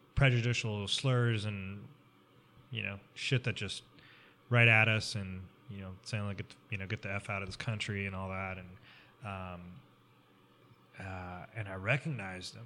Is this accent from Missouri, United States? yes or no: yes; Columbia, Missouri, United States; I grew up in Columbia, so I went to Mizzou, University of Missouri